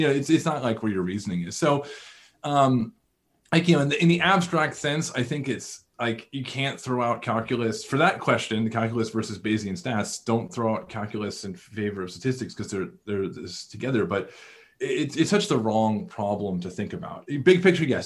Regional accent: Northeast, United States; I grew up in the Northeast, relatively liberal world

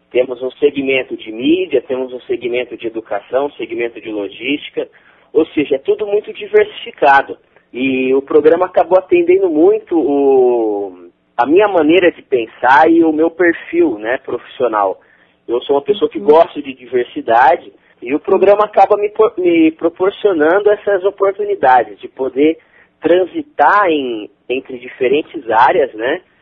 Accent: Jaboticabal, São Paulo, Brazil; tenho 22 anos, né? Sou natural do interior de São Paulo, uma cidade chamada Jabuticabal, perto de Ribeirão

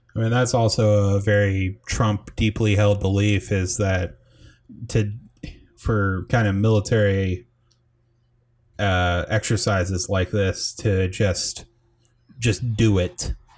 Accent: United States; we're from the United States

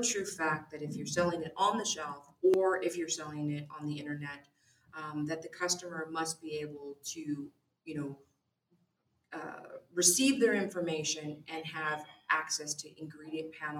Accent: California, United States; also born or lived in Newport Beach, California; I grew up in the high desert in an area where, you know, there wasn't a lot of industry there

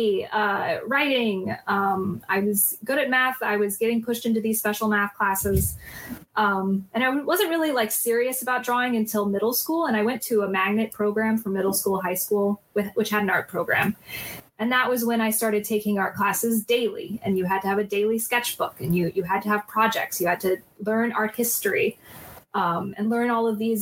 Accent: South Florida, United States; In Florida, in South Florida

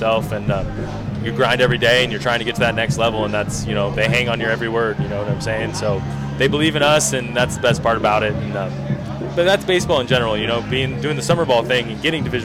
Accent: Long Beach, California, United States; He worked at Long Beach Poly when I was there

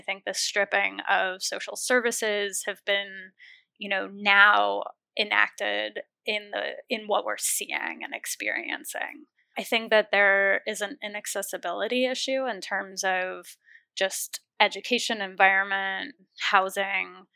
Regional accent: Los Angeles, California, United States; also born or lived in Oakland, California / Berkeley, California; I grew up in Los Angeles

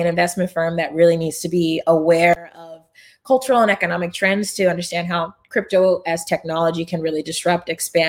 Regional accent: Rancho Cucamonga, California, United States; I'm from Rancho Cucamonga, California. Shout out to Etowanda High School.

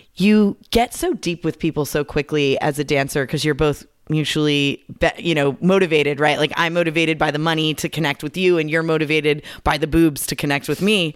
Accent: Southern California, United States; I grew up here in Southern California.

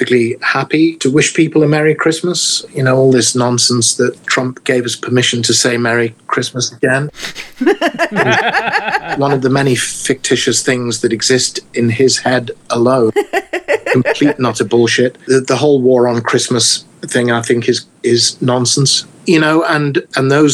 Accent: England, United Kingdom; moved away; growing up in England

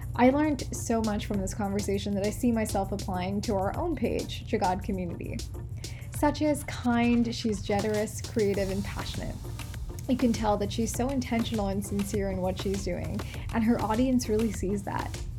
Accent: Malayali, Kerala, India; We're both Malayali

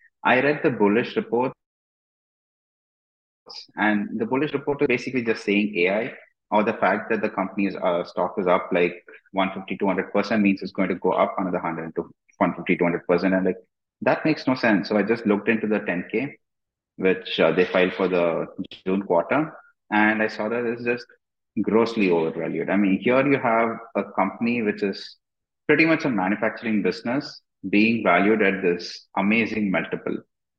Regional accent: India; I mean, I'm from India, and in Indian stocks, like 50% of the entire stock market is owned by the groups that control the companies.

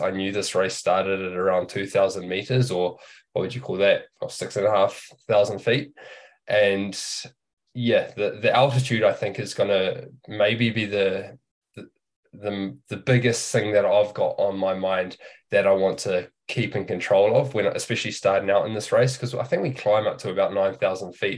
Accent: New Zealand; growing up in New Zealand

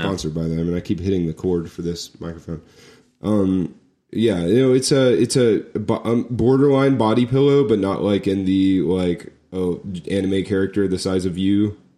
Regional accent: Florida, United States; moved away; I was from Florida

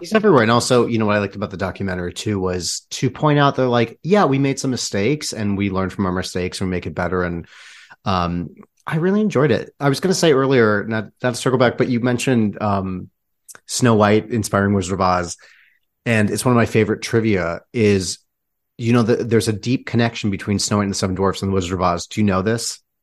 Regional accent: Michigan, United States; I was born and raised in Michigan

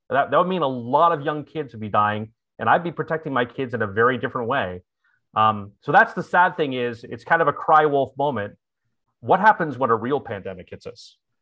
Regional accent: Bay Area, California, United States; moved away as an adult; also born or lived in Provo, Utah / Washington, D.C.; my hometown of, of the Bay Area

